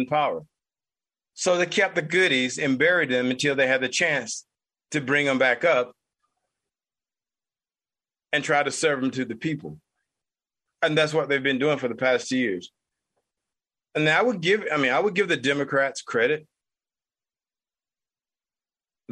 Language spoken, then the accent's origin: English; United States; as an American who happens to be Black